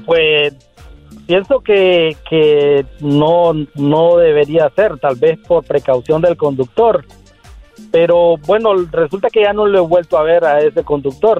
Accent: Nicaragua; now in San Francisco, United States; me dicen … porque soy de Nicaragua

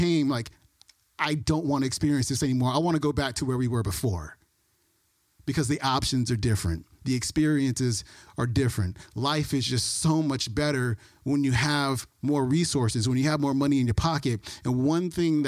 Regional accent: Oakland, California, United States; also born or lived in Alameda; So I was born in Oakland, 1977. Lived in Oakland until I was 10 years old, and then moved to Alameda, which is right next to Oakland

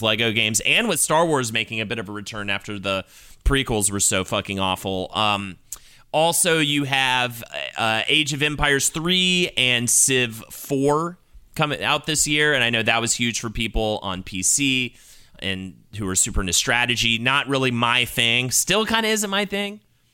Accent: Charlotte, North Carolina, United States; moved away; my hometown of Charlotte.

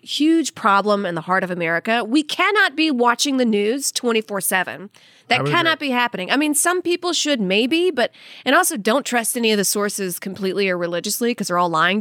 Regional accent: Saudi Arabia; also born or lived in Louisiana; now in United States; I was born in Saudi Arabia and lived there as a kid.

